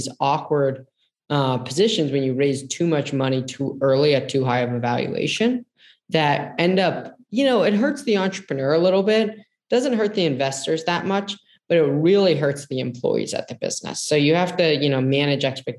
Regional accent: Silicon Valley, California, United States; I grew up in Silicon Valley

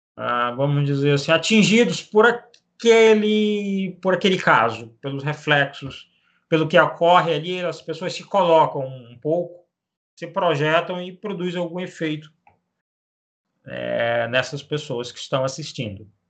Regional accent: Macapá, Amapá, Brazil; Eu sou natural de, de Macapá, no Amapá, nasci aqui, na, nesta cidade do norte, do extremo norte do país

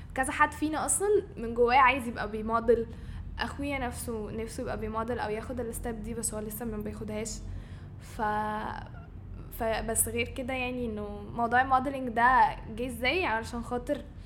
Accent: Cairo, Cairo Governorate, Egypt; انا من القاهره بس الروتس بتاعتي من اسوان

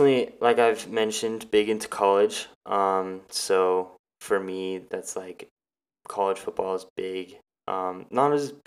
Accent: Driggs, Idaho, United States; I'm from Driggs, Idaho. Very small town, very pretty though.

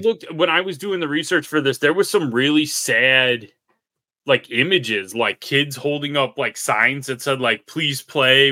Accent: Cook County, Illinois, United States; we grew up in Cook County

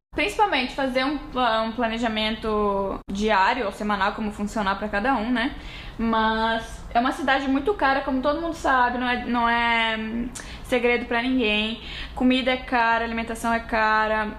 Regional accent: near Uruguaiana, western border of Rio Grande do Sul, Brazil; moved away as an adult; now in New York, United States; eu sou da fronteira, fronteira oeste, perto do, do Uruguaiana, minha cidade também tinha uns 70 mil habitantes

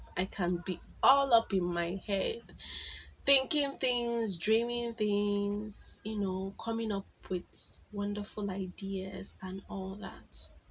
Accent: Igboland, Nigeria; accent: Igbo; from Nigeria, so you know that most times our English is a bit harsh

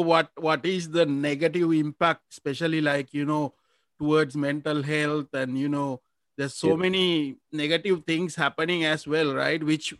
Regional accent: Negombo, Western Province, Sri Lanka; I'm from Nigambo

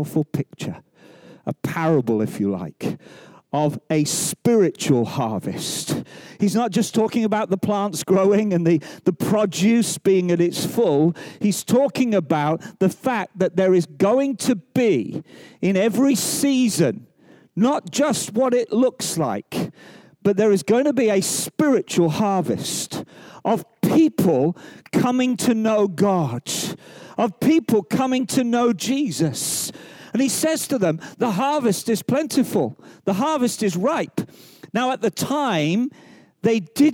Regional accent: England, United Kingdom; also born or lived in Wales; I'm an Englishman

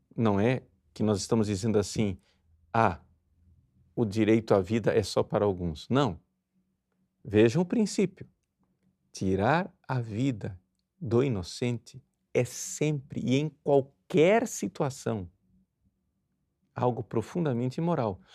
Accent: Brazil; nós, brasileiros

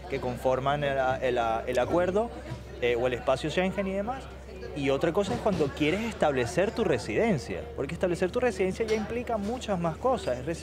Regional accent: Italy; Spanish is a second language; No, yo como italiano tuve que cumplir ciertos requisitos.

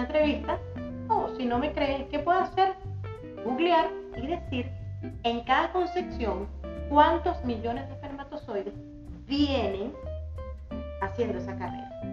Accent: Venezuela; moved away as an adult; now in San Fernando, Chile; Yo vengo de Venezuela. Llegué hace tres años acá a San Fernando

